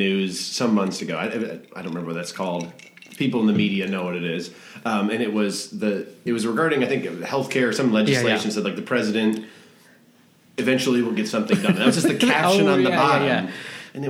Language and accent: English; Traverse City, Michigan, United States; also born or lived in Detroit area, Michigan; now in Detroit, United States; I grew up in Michigan. I grew up in Traverse City, been in the Detroit area for 10 or 12 years